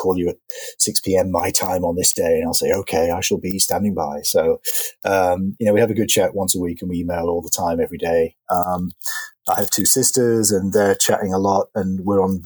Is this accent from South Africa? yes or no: no; York, Yorkshire and the Humber, United Kingdom; now in Fort Washington, United States; I'm originally from York in England.